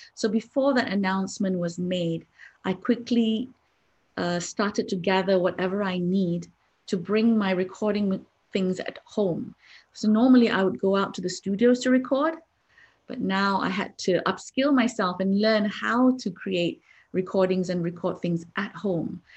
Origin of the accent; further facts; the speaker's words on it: Malaysia; I'm from Malaysia.